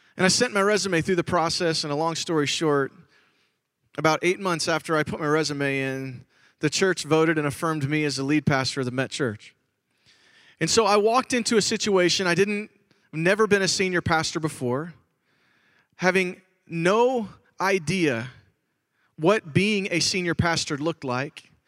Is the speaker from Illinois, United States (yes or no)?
yes; Chicago, Illinois, United States; I grew up in Chicago, Illinois